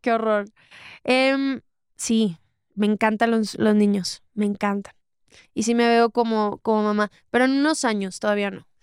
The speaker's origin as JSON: {"language": "Spanish", "town": "Monterrey", "region": "Nuevo León", "country": "Mexico", "said": "yo que soy de Monterrey"}